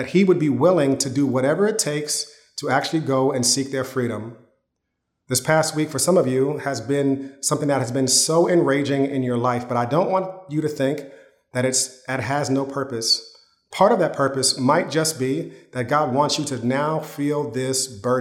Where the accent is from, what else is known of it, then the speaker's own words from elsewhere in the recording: Yonkers, New York, United States; When I was growing up in Yonkers, my parents, we were living in an apartment